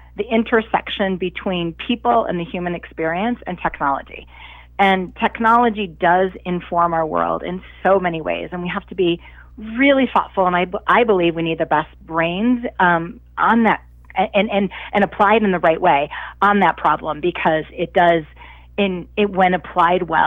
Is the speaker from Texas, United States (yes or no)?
no; Cleveland, Ohio, United States; I grew up in Cleveland, Ohio